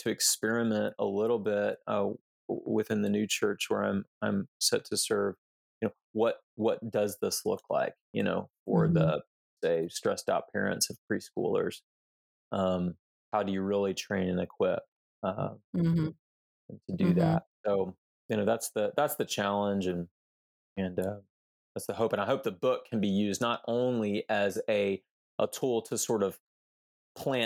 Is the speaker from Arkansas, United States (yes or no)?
no; Houston, Texas, United States; We grew up in Houston